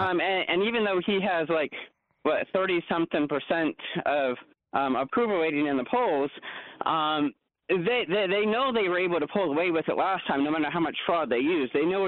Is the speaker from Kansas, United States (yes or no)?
yes; Eastern Kansas, United States; now in Western Kansas, United States; I grew up in Eastern Kansas, so okay. I was really close, about 45 minutes from Arrowhead. I guess I don't call it Arrowhead anymore, but regardless. And now I'm in Western Kansas